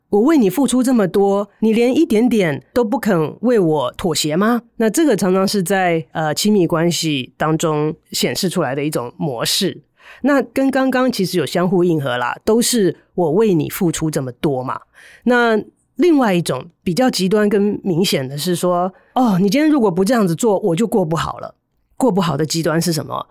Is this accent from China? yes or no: no; Taiwan; moved away as an adult; also born or lived in United States; 后来呢，回到台湾来的时候，要花一段的时间